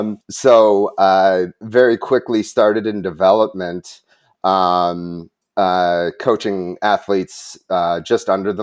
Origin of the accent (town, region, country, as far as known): Wisconsin, United States; born or raised there